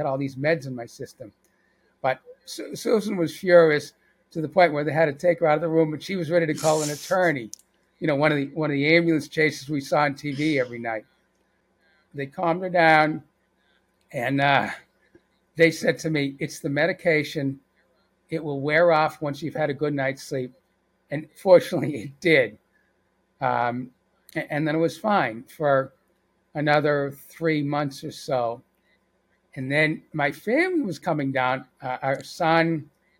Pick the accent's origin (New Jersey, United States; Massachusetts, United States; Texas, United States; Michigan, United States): Massachusetts, United States; Boston; now in Atlanta, United States; I'm from Boston